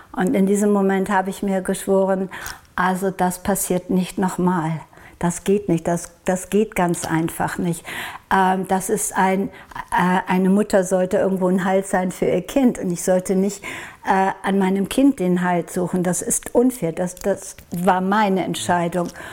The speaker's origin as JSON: {"language": "German", "country": "Norway", "said": "Und ich komme aus Norwegen"}